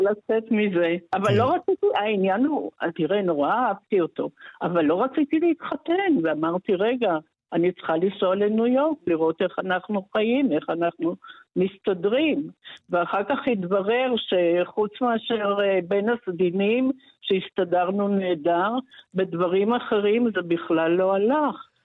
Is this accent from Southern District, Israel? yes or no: no; Haifa, Haifa District, Israel; also born or lived in Paris; אני ילידת חיפה ב-1957